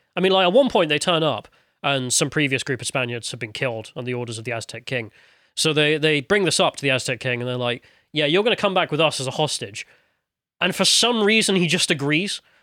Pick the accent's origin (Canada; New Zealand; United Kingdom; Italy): United Kingdom; as a British person